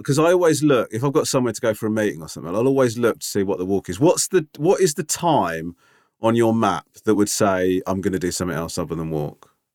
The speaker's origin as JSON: {"language": "English", "region": "London", "country": "United Kingdom", "said": "I said, \"London.\""}